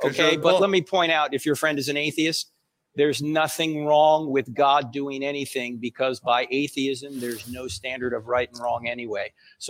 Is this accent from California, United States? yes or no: no; New Jersey, United States; I'm from New Jersey